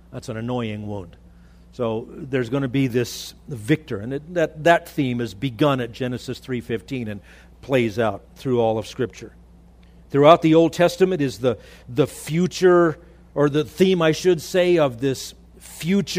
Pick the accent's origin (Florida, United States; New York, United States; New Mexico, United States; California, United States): California, United States; Los Angeles; now in Idaho, United States; I grew up in the Los Angeles area